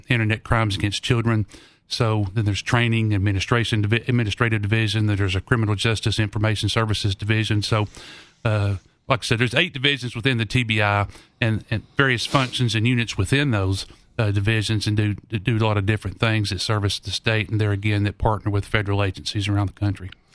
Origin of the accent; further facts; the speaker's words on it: Knoxville, Tennessee, United States; I grew up here in Knoxville